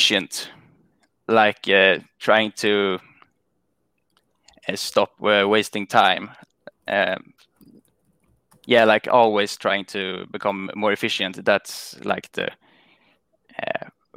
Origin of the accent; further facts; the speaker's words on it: Sweden; I'm from Sweden